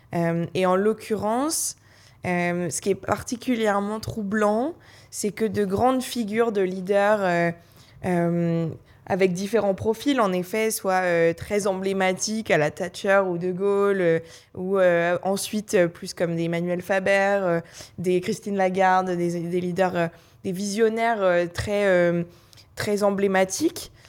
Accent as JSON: {"language": "French", "town": "Paris", "region": "Île-de-France", "country": "France", "tie": "born or raised there", "said": "j'ai grandi à Paris"}